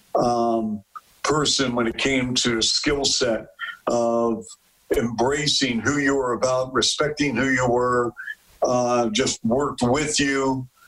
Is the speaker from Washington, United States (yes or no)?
yes; Seattle, Washington, United States; now in Chicago, United States; I grew up in Seattle